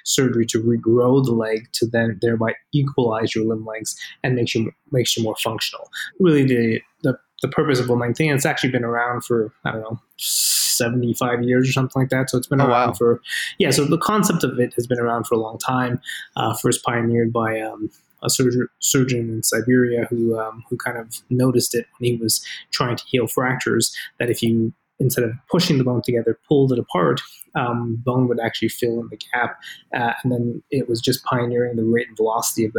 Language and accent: English; East Coast, Canada; moved away as an adult; also born or lived in Boston, United States; now in Las Vegas, United States; So I'm from the East Coast originally. I was born actually in Canada and grew up there for a few, and spent some of my time in university in that area.